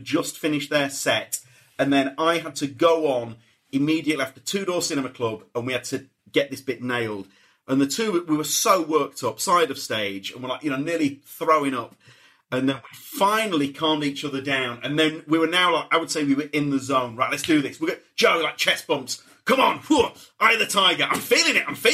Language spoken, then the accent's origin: English; Leeds, Yorkshire and the Humber, United Kingdom; I'm from Leeds